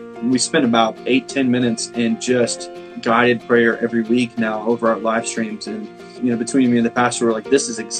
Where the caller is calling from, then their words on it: McKinney, Texas, United States; So I'm at my home in McKinney, Texas. It's kind of North Texas, North Dallas area.